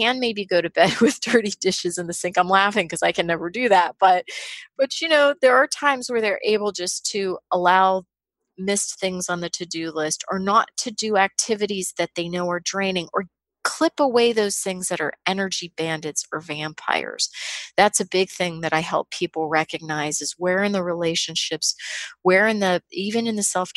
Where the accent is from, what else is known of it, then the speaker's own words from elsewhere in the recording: Pittsburgh, Pennsylvania, United States; I grew up in Pittsburgh in a blue collar family